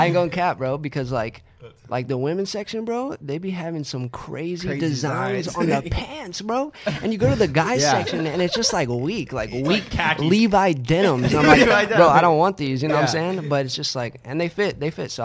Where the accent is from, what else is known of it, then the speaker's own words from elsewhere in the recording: San Antonio, Texas, United States; moved away; I'm from San Antonio, Texas